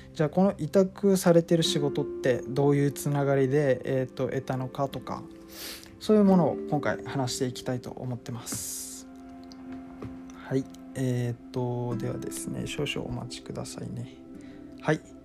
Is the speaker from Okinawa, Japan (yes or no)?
yes; Okinawa, Japan; moved away as an adult; also born or lived in Tokyo; 僕は沖縄県出身の、えー、24歳なんですが